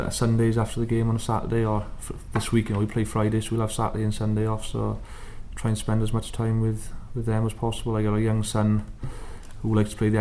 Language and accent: English; Wales, United Kingdom; as just a general Welshman